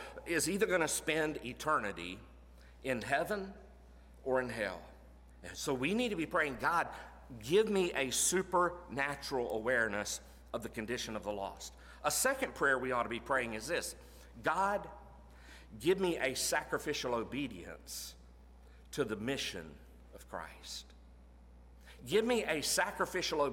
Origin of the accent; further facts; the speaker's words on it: Florida, United States; moved away as an adult; now in Tennessee, United States; I was born in Florida, grew up in Florida most of my life. Grew up 30 minutes from the University of Florida